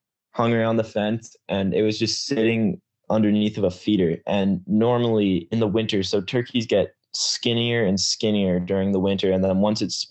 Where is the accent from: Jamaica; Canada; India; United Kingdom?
Canada; Kelowna, British Columbia; I'm actually from British Columbia, Canada, in a town called Kelowna, BC.